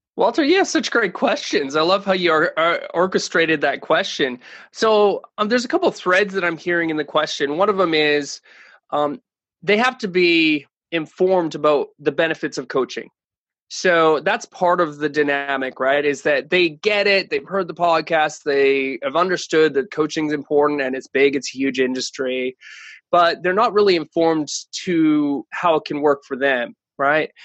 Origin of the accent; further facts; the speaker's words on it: Canada; moved away; I'm originally from Canada